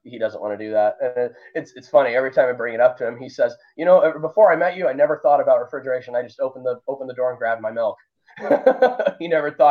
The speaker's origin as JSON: {"language": "English", "town": "Omaha", "region": "Nebraska", "country": "United States", "said": "I'm from Omaha, Nebraska."}